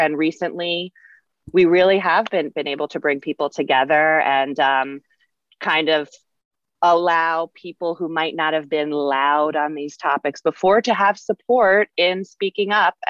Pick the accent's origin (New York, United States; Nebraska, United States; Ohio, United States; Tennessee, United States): New York, United States; Northport; because I grew up in Northport and it's a great town and everybody's so nice